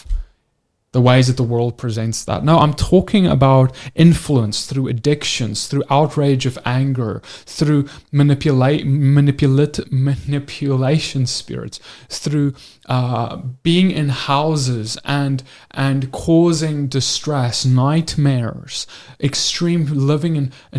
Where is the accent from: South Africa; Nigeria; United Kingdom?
South Africa; we grew up in South Africa